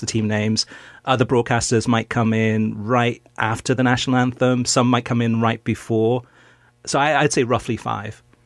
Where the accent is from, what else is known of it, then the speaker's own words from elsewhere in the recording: Wales, United Kingdom; I'm also Welsh, born in Wales